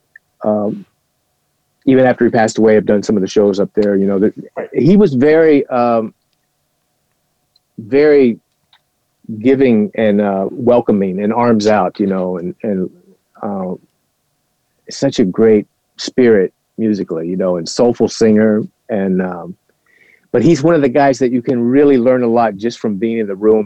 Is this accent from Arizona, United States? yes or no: no; Kansas City, Missouri, United States; I grew up near Kansas City